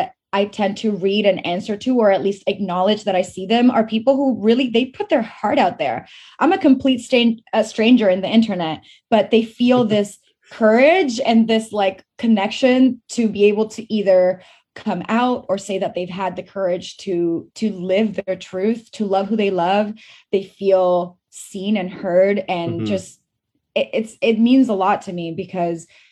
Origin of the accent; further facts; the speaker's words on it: Venezuela; moved away; also born or lived in Fort McMurray, Alberta, Canada; I grew up in Venezuela